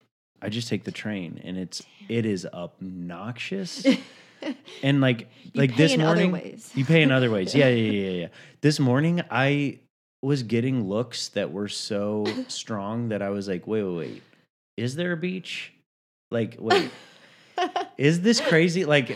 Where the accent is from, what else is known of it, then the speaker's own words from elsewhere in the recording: Chattanooga, Tennessee, United States; And so I grew up in Chattanooga, Tennessee, mm-hmm. not very close to the beach.